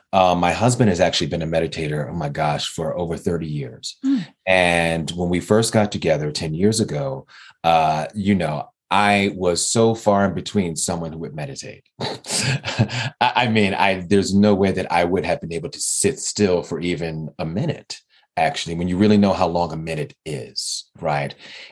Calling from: Denver, Colorado, United States; I am calling in from Denver, Colorado

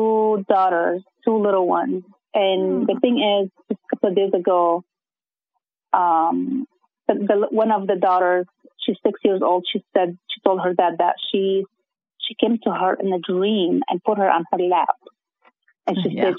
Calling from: Irvine, California, United States; I'm from Irvine, California.

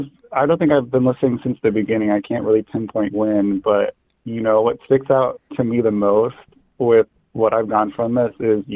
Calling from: Indiana, United States; I'm calling from the, you know, great state of Indiana.

